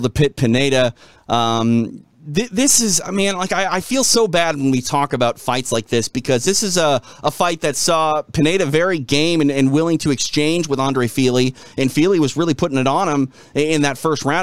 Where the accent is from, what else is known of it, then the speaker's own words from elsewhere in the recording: Minnesota, United States; I come from Minnesota